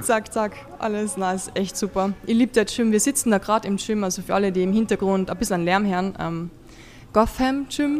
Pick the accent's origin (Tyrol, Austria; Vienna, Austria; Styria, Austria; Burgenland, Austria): Vienna, Austria; bei uns in Wien